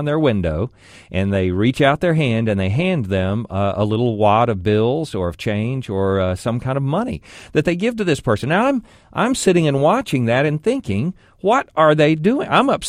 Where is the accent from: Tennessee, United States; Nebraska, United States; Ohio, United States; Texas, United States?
Texas, United States; Arlington; my hometown of Arlington, where I live